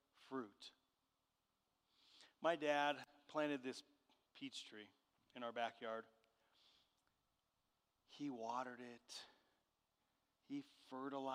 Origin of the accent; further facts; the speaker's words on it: Southern California, United States; I grew up in Southern California, and the area that I grew up in had walnut trees